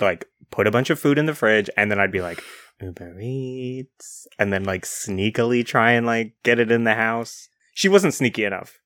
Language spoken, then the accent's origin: English; New Zealand; being from New Zealand